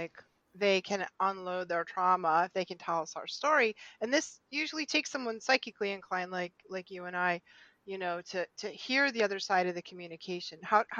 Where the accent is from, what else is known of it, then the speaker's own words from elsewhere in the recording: New England, United States; we're from New England. There's a lot of Catholics here